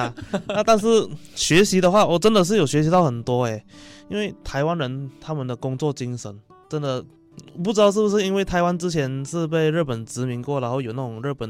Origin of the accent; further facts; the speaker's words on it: Malaysia; first language Chinese; moved away as an adult; now in Taiwan; 我们马来西亚其实只是个发展中国家，